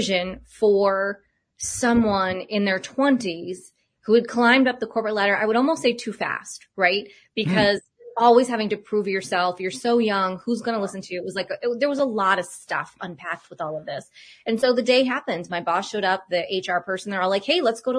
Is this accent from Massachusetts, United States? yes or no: yes; Cape Cod, Massachusetts, United States; moved away; also born or lived in Boulder, Colorado; Growing up on Cape Cod